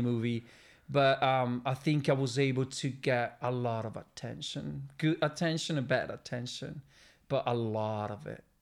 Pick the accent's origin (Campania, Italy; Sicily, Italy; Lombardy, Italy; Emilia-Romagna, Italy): Lombardy, Italy; Milan; moved away as an adult; now in Sardinia, Italy; the place where I was born and raised